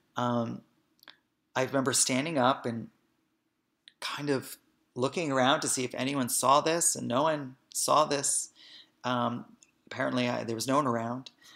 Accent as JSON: {"language": "English", "town": "Hoboken", "region": "New Jersey", "country": "United States", "tie": "born or raised there", "said": "I was born and raised in Hoboken, New Jersey"}